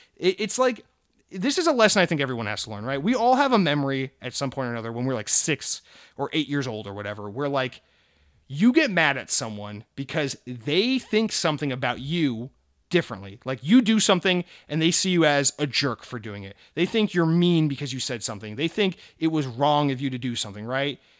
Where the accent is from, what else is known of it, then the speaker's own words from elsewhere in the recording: United States; our country here in the U S